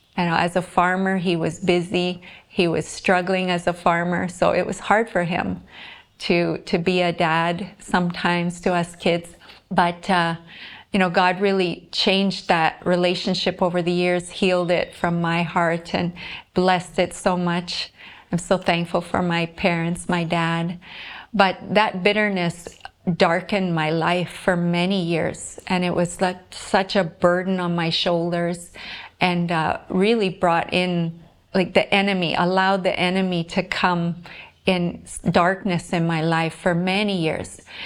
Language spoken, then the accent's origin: English; Whitemouth, Manitoba, Canada; moved away as an adult; now in Visakhapatnam, India; I'm from White Mouse, Manitoba, Canada, a small town there, and I'm living now in Visakhapatnam, India.